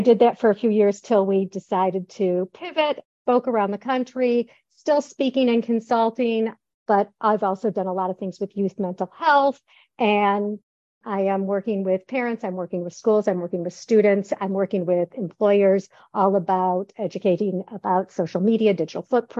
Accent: Detroit, Michigan, United States; moved away as an adult; also born or lived in Chicago; now in Florida, United States; I taught in Metro Detroit, where I grew up in Metro Detroit, and I actually stayed there to raise my kids.

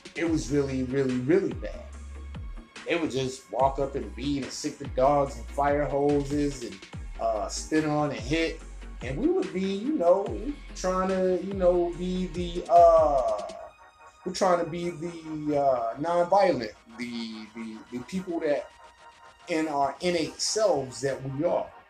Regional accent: Birmingham, Alabama, United States; I graduated high school in Birmingham, Alabama. Midfield Patriot

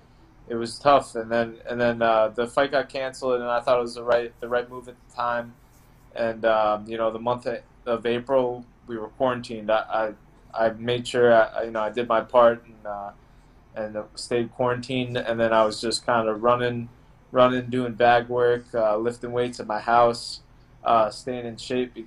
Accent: Long Island, New York, United States; moved away as an adult; also born or lived in Tampa, Florida; I grew up in Long Island, so, you know, that's always home

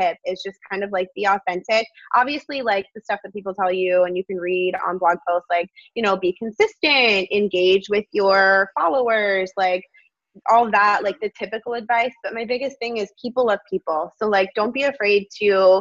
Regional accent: Florida, United States; I've lived in Florida my whole life

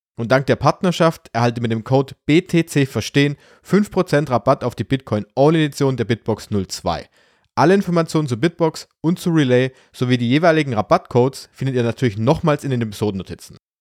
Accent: Germany; wir kommen beide aus Deutschland

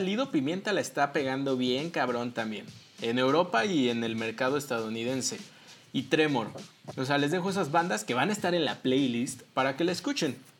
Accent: Mexico; como mexicanos

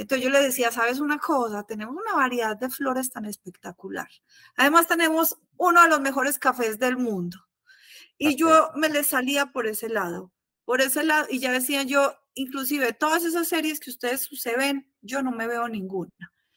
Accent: Salento, Quindío, Colombia; moved away as an adult; also born or lived in Armenia, Colombia; now in Mexico; yo crecí en Salento, Quindío

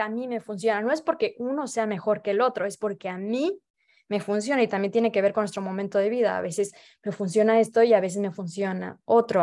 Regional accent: Veracruz, Mexico; moved away as an adult; now in Paris, France; yo soy de Veracruz

